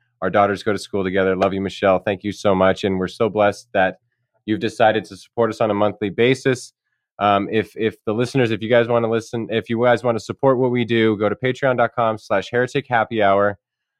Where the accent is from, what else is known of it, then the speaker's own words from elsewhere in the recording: Paradise, California, United States; I grew up in Paradise. I went to Paradise High School. I went to Paradise Pines Elementary, which is in Paradise, and the intermediate middle school.